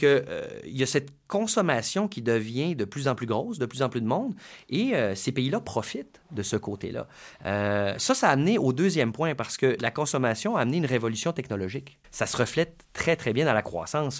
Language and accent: French; Canada; en tant que Canadien